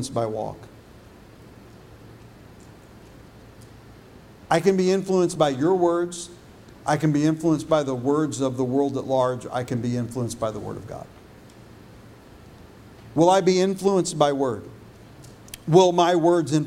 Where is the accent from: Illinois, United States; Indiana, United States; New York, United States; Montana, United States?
Illinois, United States; also born or lived in Texas; When I was in fifth grade and we moved from Texas to Illinois